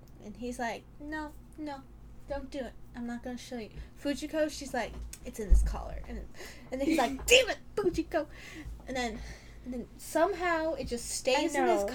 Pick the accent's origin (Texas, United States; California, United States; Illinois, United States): Illinois, United States; Chicago; We're from Chicago